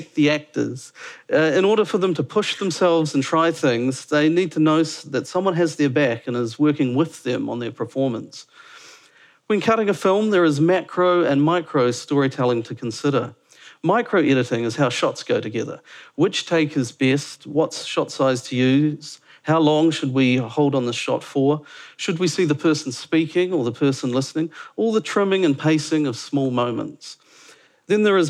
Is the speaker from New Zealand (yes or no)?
yes; Dunedin, Otago, New Zealand; moved away as an adult; also born or lived in Auckland / London; now in Wellington, New Zealand; Originally, I was from Dunedin